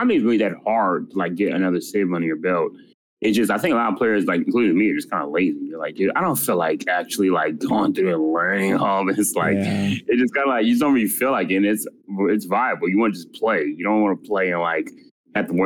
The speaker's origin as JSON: {"language": "English", "country": "United States", "said": "I'm American"}